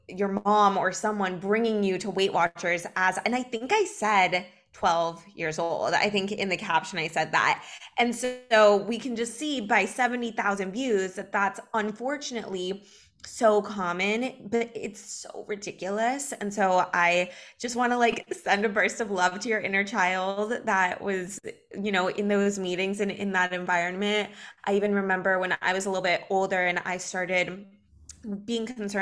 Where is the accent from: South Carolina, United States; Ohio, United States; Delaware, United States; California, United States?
California, United States; Los Angeles; moved away as an adult; also born or lived in New York; now in Miami Beach, United States; I'm in Miami Beach. I'm from Los Angeles